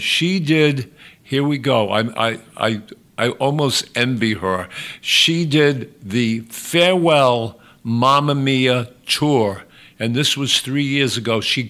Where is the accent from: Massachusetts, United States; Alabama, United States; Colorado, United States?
Massachusetts, United States; Westport; also born or lived in Fall River; The first one is I was born in Fall River. My parents moved us immediately to Westport. I was raised in the town of Westport. I went to Westport schools